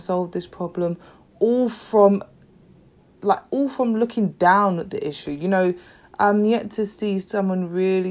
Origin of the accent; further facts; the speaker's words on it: London, United Kingdom; I'm from London, East London